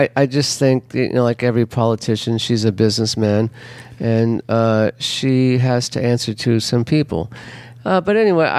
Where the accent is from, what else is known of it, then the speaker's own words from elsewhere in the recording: Los Angeles, California, United States; now in New Orleans, United States; I'm from Los Angeles.